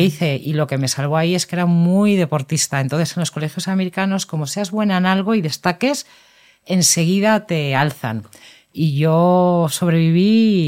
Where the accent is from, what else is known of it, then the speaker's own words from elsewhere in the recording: Madrid, Community of Madrid, Spain; yo vivía en Madrid